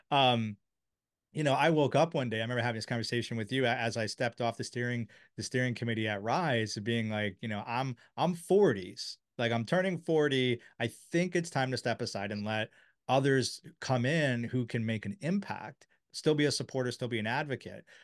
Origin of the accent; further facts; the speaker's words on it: Silver Spring, Maryland, United States; I grew up in Silver Spring